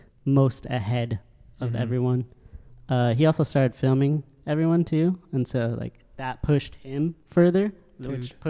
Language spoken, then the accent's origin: English; San Bernardino, California, United States; I grew up in San Bernardino.